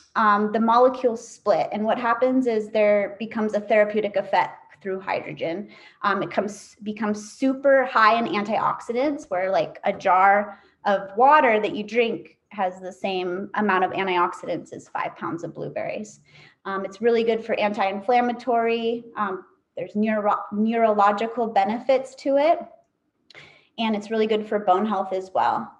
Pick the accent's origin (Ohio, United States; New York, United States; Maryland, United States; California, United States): California, United States; Tahoe City; also born or lived in Kauai, Hawaii; now in Maui, United States; I was actually born on the island of Kauai, but I grew up in Northern California. Um, I grew up in a little town around Lake Tahoe called Tahoe City, California